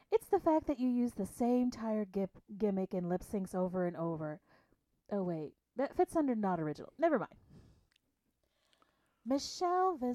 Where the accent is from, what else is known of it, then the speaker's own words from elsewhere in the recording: Illinois, United States; I'm from the Payne, Illinois. I'm 43 years, so old.